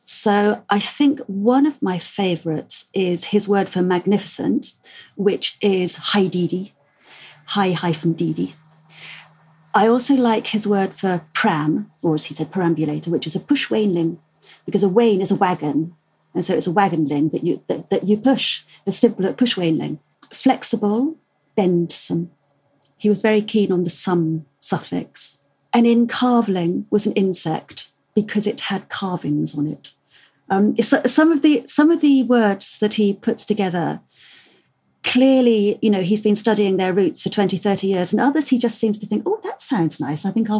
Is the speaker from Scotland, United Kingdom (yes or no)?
no; South West England, United Kingdom; I'm Cornish myself, even though I completely lost the accent.